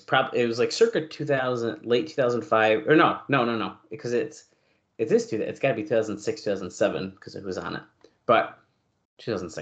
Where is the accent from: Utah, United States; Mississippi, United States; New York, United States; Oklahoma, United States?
New York, United States; Syracuse; I grew up like a half mile from this post office.